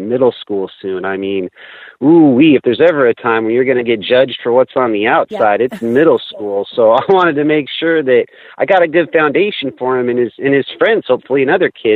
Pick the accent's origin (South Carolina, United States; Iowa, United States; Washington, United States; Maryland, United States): Washington, United States; also born or lived in Sacramento / North Dakota; now in Minneapolis, United States; I grew up in Washington near the coast